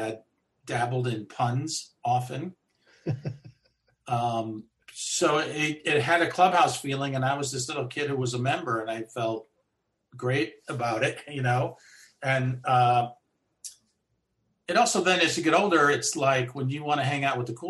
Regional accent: East Coast, United States; I'm from the East Coast

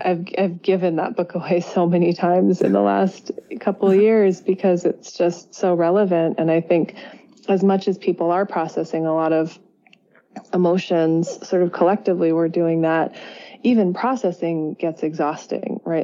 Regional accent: Berkeley, California, United States; moved away as an adult; also born or lived in Italy; I grew up in the San Francisco Bay Area and Berkeley, just across the bay

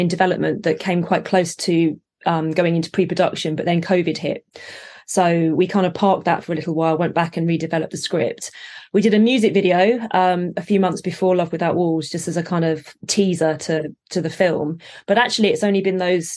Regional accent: St Albans, East of England, United Kingdom; I grew up in Hertfordshire in St Albans

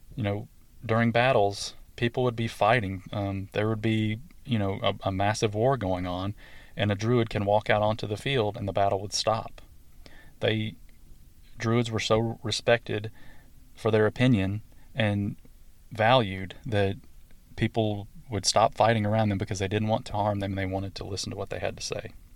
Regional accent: the South, United States; accent: southern; my southern accent and my southern twang

